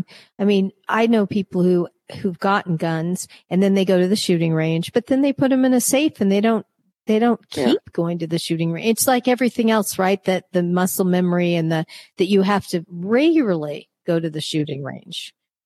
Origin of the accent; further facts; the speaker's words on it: California, United States; growing up in California